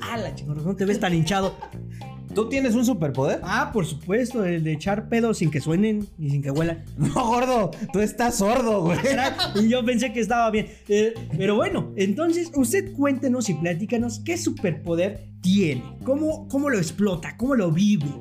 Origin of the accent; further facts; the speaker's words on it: Mexico; como mexicanos